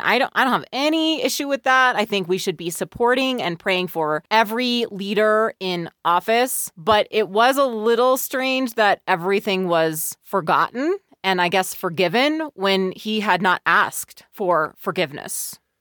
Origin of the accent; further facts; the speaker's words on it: Bay Area of California, United States; I grew up in the Bay Area of California.